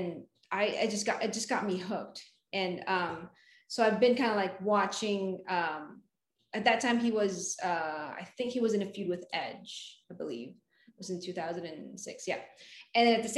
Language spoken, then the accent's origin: English; Philippines; English is a second language; moved away as an adult; now in United States; I moved to the United States from the Philippines